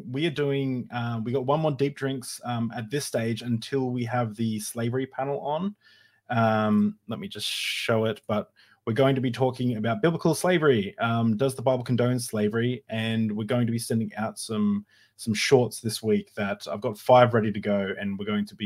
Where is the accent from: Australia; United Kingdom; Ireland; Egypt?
Australia; as an Australian